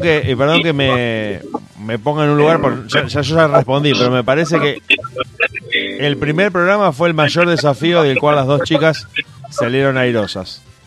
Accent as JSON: {"language": "Spanish", "country": "Argentina", "said": "como decimos acá en Argentina"}